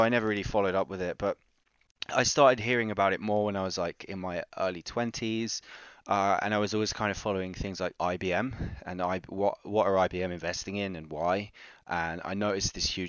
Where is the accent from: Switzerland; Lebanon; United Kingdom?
United Kingdom; also born or lived in New York; I grew up just outside of London, in a pretty shit neighborhood